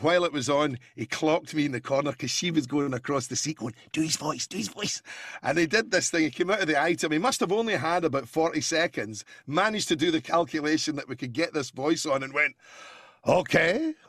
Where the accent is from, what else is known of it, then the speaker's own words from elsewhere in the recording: Scotland, United Kingdom; And I'm Scottish. I'm very passionate about what's happening there, you know.